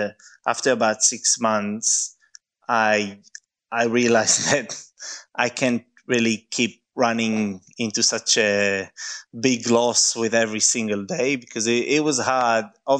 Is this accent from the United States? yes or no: no; Mevaseret Zion, Jerusalem District, Israel; now in Melbourne, Australia; I was born in Jerusalem, but I grew up in Mvaseret, which is a small town next to Jerusalem.